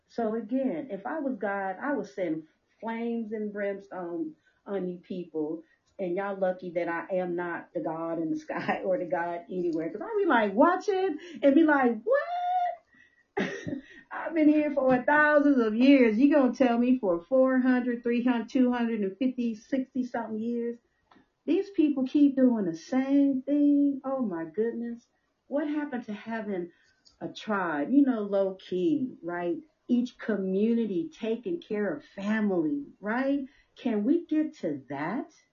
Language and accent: English; Compton, California, United States; especially as a young girl growing up in Compton